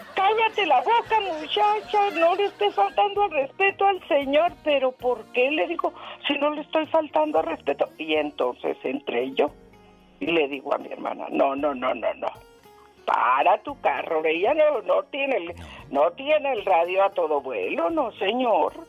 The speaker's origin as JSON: {"language": "Spanish", "region": "Sonora", "country": "Mexico", "moved": "as an adult", "lives_now": "California, United States", "said": "vivimos en California ahora unos 25 años y estaba de visita con mi hermana, la mayor, y, como somos de Sonora"}